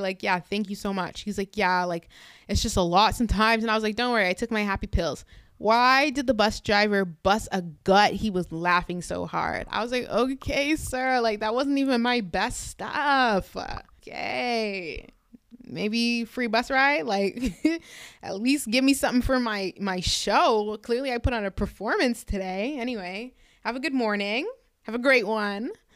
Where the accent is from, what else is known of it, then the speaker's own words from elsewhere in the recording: Canada; I'm actually Canadian